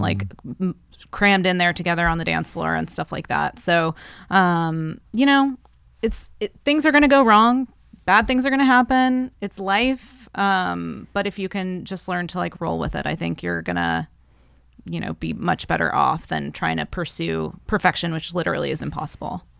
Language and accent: English; the South, United States; growing up in the South where I did